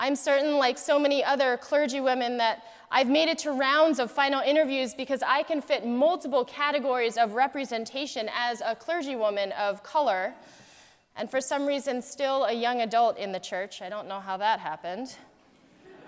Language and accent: English; Morristown, New Jersey, United States; also born or lived in East Hanover, New Jersey; I grew up in East Hanover, but I spent all of my school years in Morristown